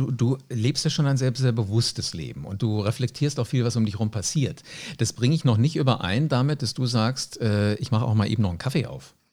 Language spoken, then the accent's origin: German; Wiesbaden, Hesse, Germany; Äh, ich bin in Wiesbaden aufgewachsen